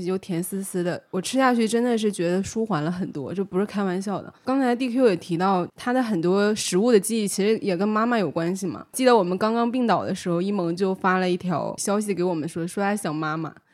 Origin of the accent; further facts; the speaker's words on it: Northeast China, China; 虽然我是东北人